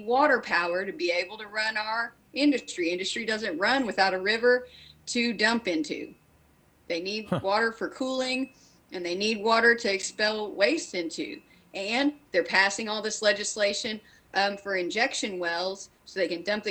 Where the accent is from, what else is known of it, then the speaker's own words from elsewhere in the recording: Kentucky, United States; I'm born and raised in Kentucky, you know, kind of the gateway to the Appalachian